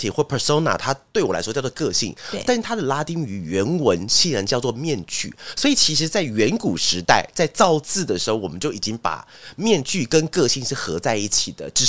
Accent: Taiwan; accent: Hakka; 我刚好出现客家腔哎，客家腔源自于那个，因为我是客家人，所以才能讲这个笑话哈

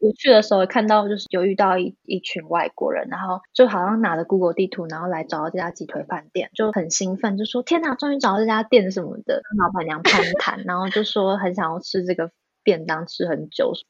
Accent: Taiwan; now in Spain; 我是台湾人

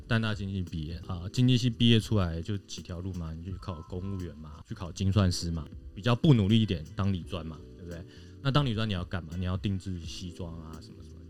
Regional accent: Taiwan; 土生土长台湾人

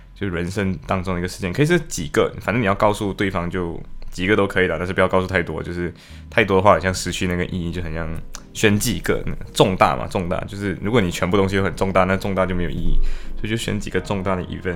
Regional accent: Malaysia; moved away as an adult; now in Liverpool, United Kingdom; 我是马来西亚人

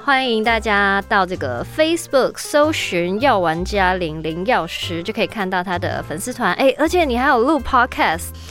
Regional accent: Taiwan; 我们台湾人不是最爱去日本买药吗

